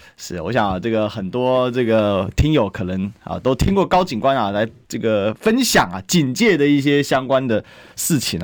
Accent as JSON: {"language": "Chinese", "region": "Kaohsiung", "country": "Taiwan", "said": "我本身是高雄人"}